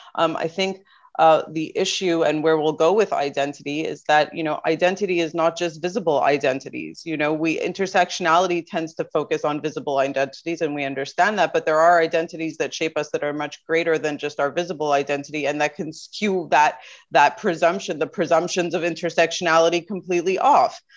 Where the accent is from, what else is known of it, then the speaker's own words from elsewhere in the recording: Canada; I was born and raised in Canada.